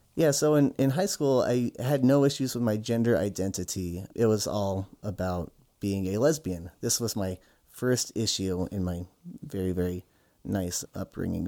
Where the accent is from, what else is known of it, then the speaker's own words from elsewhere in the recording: Utah, United States; I grew up in Utah